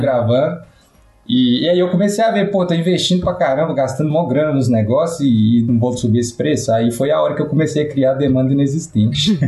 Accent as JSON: {"language": "Portuguese", "town": "Itaúna", "region": "Minas Gerais", "country": "Brazil", "said": "Itaúna, né? é, cidadezinha"}